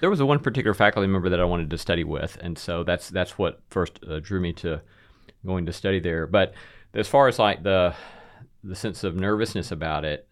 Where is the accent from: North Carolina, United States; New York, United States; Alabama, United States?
Alabama, United States; moved away as an adult; also born or lived in Notre Dame, Indiana; now in Nashville, United States; I was raised in Alabama